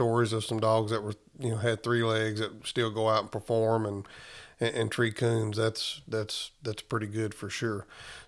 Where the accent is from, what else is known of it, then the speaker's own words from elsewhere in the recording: southeast Alabama, United States; moved away; I'm from Alabama originally, the southeast side of Alabama.